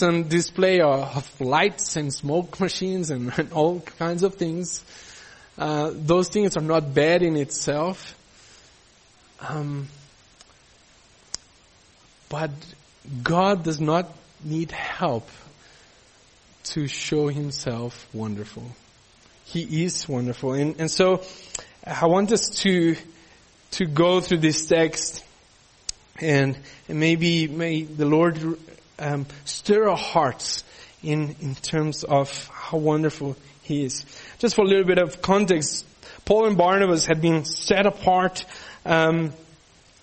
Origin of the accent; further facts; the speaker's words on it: Peru; also born or lived in Brazil; now in South Africa; growing up in Peru